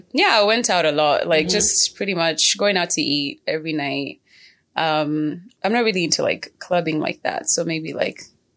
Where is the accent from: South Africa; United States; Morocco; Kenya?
Kenya; I am from Kenya for sure.